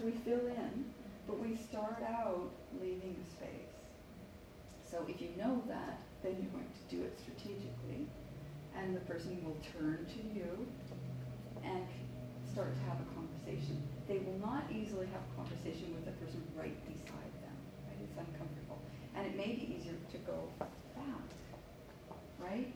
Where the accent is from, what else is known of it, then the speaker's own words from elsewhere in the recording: Williams Lake, British Columbia, Canada; moved away; also born or lived in Vancouver; my hometown of Williams Lake